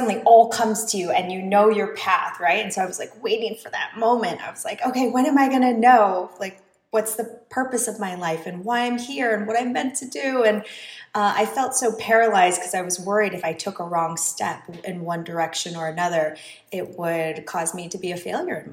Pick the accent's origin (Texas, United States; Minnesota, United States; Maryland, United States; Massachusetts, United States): Minnesota, United States; moved away; also born or lived in New York; I grew up in Minnesota.